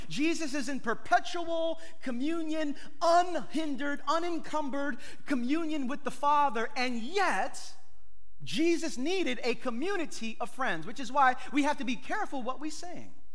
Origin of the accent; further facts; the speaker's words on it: New York City, New York, United States; I'm from East New York.